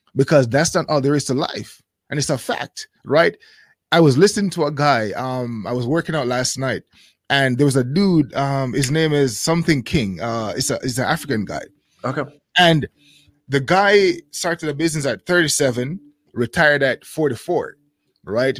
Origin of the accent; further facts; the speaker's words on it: Jamaica; moved away as an adult; now in Japan; I grew up in Jamaica